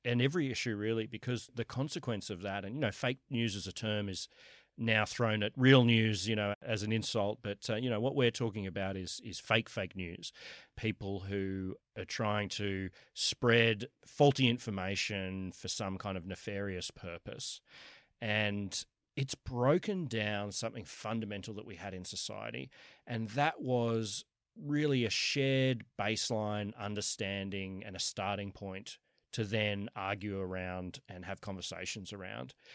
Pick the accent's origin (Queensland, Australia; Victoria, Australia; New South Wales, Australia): New South Wales, Australia; Sydney; moved away as an adult; also born or lived in New York; I was I was born in Kensington, went to UNSW. I've always lived uh, around here, other than for the last 10 years, I've been in, uh, in New York.